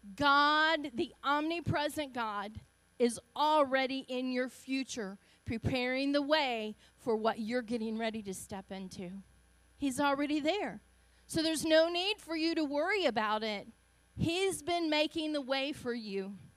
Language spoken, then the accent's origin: English; Augusta, Georgia, United States; accent: Southern; moved away; I'm Southern. You can tell I'm Southern. I'm proud of my Southern roots. I was born in Augusta, Georgia. Um, so if my uh, dialect is a little different